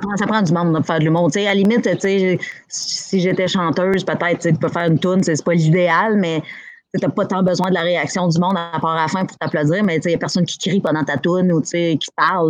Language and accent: French; Abitibi, Quebec, Canada; moved away as an adult; now in Montreal, Canada; je suis partie d'Abitibi, je suis arrivée à Montréal à 21 ans